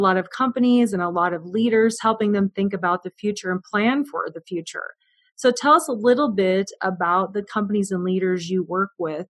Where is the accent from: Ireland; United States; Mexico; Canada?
United States; West Point, Nebraska; I grew up in West Point, Nebraska. I didn't grow up on a farm, but my grandparents did.